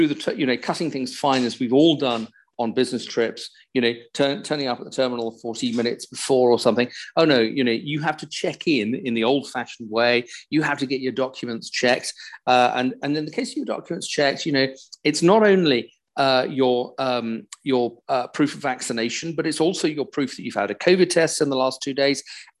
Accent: United Kingdom; flying as a Brit in Europe

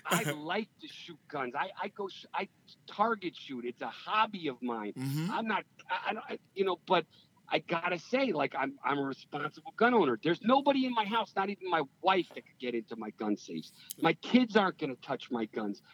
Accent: Stamford, Connecticut, United States; also born or lived in New York City; I um, grew up in Stamford, Connecticut

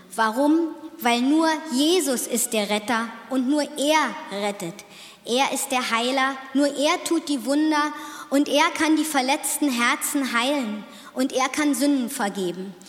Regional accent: Otterfing, Bavaria, Germany; ich komme aus Otterfingen

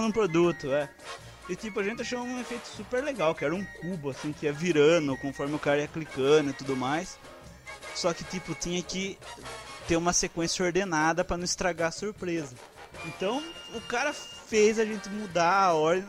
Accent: interior, Brazil; accent: interior accent; aqui do interior. Vocês podem interior. ver pelo nosso sotaque

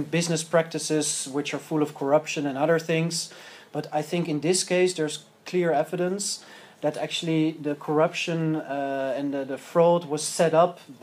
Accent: Amsterdam, North Holland, Netherlands; I'm from Amsterdam

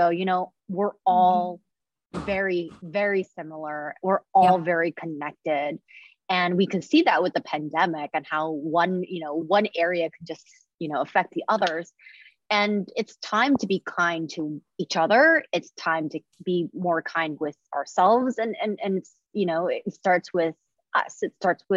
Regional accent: Indonesia; now in United States; when I grew up in Indonesia, it was very different.

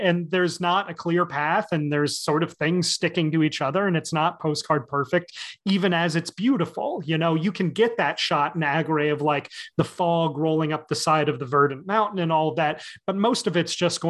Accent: Southern Chester County, Pennsylvania, United States; I was somebody who grew up in the country. I grew up in Southern Chester County

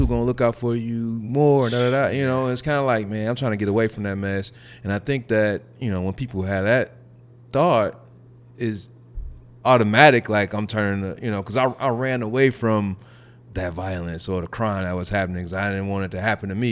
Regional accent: Gary, Indiana, United States; also born or lived in Castleton, Indianapolis; now in Carmel, United States; I'm from Gary

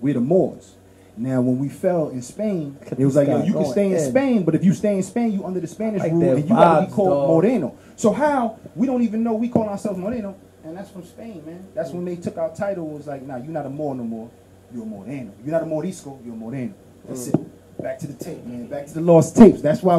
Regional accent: Haiti; I don't classify myself as Dominican no more. You heard? I'm from Haiti. Boom, that's it.

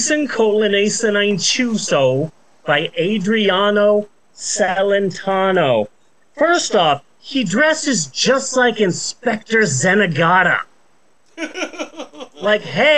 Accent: United States; as an American

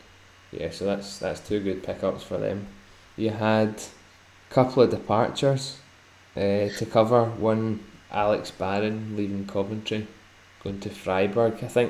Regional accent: Sweden; Growing up in Sweden, you tend to get that.

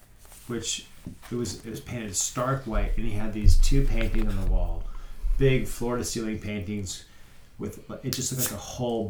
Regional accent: Denver, Colorado, United States; that my first experience with that album was growing up in Denver, our next door neighbor. I was probably 8, 9

